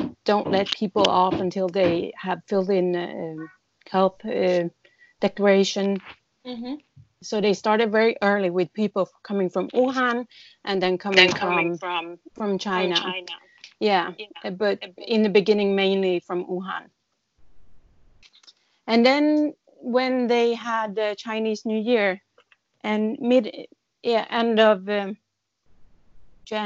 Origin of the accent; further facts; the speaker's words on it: Sweden; moved away as an adult; now in Taipei, Taiwan; I come from Sweden, and I've been living here for 13 and a half years.